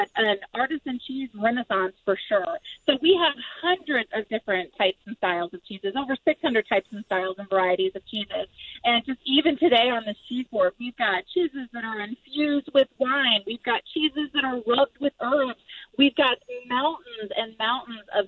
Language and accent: English; East Coast, United States; moved away as an adult; now in Wisconsin, United States; I am originally from the East Coast, but I have lived in Wisconsin for 13 years now